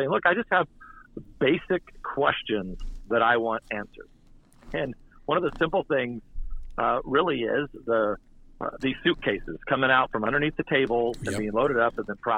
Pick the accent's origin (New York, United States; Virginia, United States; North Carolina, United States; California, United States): California, United States; I'm from California